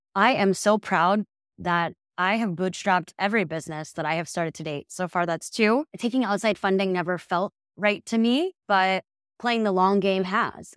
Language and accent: English; Midwest, United States; moved away; I'm originally from the Midwest, so same at A's and O's, a little bit different